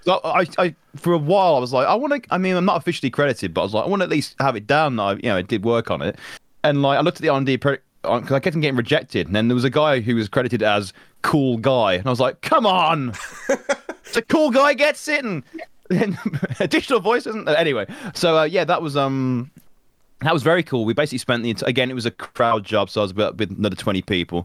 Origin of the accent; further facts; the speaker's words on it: Birmingham, West Midlands, United Kingdom; I'm from Birmingham. I live in Birmingham.